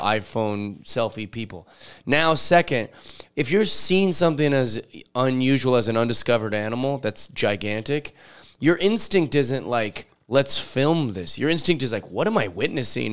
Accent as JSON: {"language": "English", "town": "Seattle", "region": "Washington", "country": "United States", "tie": "born or raised there", "said": "I grew up in Seattle, so everybody's always telling Bigfoot stories"}